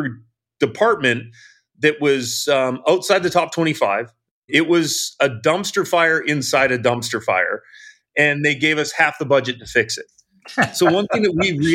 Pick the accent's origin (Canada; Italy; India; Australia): Canada; Vancouver Island, British Columbia; now in United States; I was originally from Vancouver Island, came to the United States to play hockey